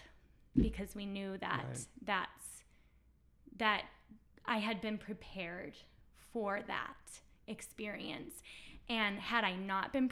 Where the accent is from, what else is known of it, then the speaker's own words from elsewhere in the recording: United States; I'm this American girl